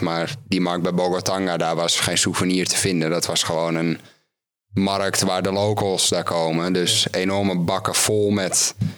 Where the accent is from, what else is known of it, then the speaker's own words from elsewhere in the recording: Netherlands; als Nederlander